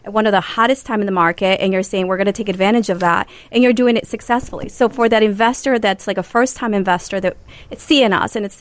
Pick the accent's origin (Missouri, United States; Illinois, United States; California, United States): Illinois, United States; Chicago; we're from Chicago